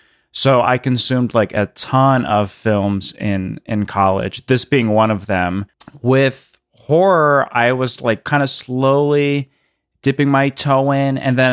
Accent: Illinois, United States; I grew up in the outside of Chicago, and it, I don't know, it just felt so like wandering through the woods and then like kind of being scared at the same time.

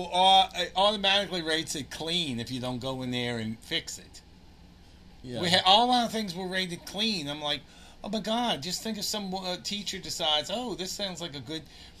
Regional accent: Chalmette, Louisiana, United States; when I lived in Chalmette, I didn't go somewhere and say, I'm from Chalmette. I went somewhere and said, I'm from New Orleans.

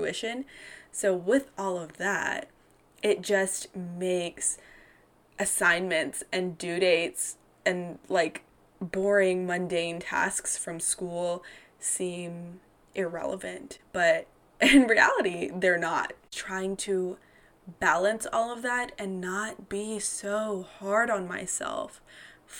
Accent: North Carolina, United States; also born or lived in Georgia; an Indian American woman who, you know, I was a former Miss North Carolina Teen USA

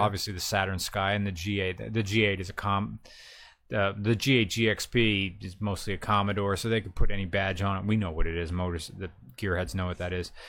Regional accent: the North, United States; me as a Northerner

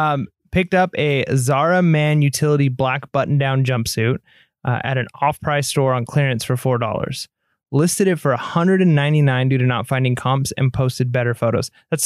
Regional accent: England, United Kingdom; because I'm an English guy

